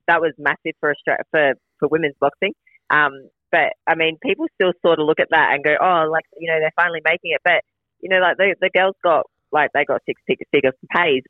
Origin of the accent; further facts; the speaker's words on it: South Australia, Australia; also born or lived in Adelaide; now in Queensland, Australia; I grew up in South Australia